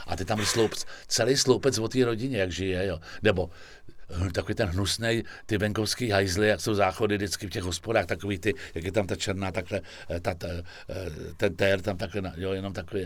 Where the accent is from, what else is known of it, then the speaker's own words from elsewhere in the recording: Prague, Czechia; also born or lived in Vršovice, Prague; jsem byl na těch Vinohradech leta